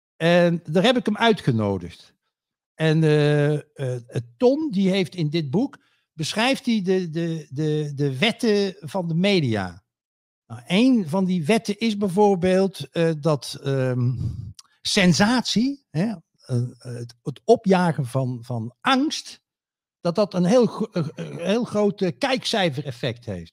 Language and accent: Dutch; North Brabant, Netherlands; West-Brabant in het bijzonder. De plek waar ik woon, ja? Waar ik geboren ben en getogen ben.